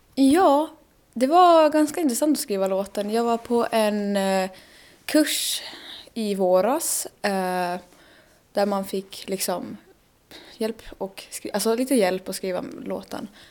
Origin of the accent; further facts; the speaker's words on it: Germany; Swedish is a second language; moved away as an adult; now in Åland, Finland; jag kommer från Tyskland